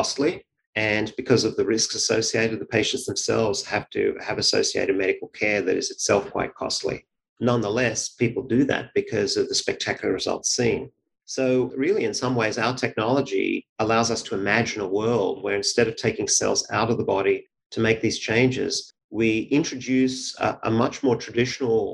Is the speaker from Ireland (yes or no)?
no; Sydney, New South Wales, Australia; moved away as an adult; now in Cambridge, United States; I grew up in Sydney, Australia